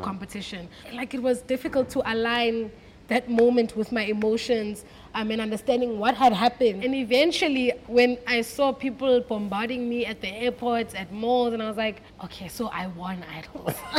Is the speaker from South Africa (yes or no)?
yes; Cape Town, Western Cape, South Africa; I grew up in Cape Town, born and bred in Cape Town